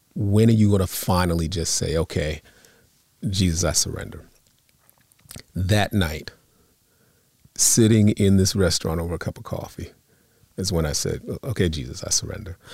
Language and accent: English; Long Island, New York, United States; also born or lived in Bronx, New York; now in New Jersey, United States; I grew up on Long Island. So very, I was near the city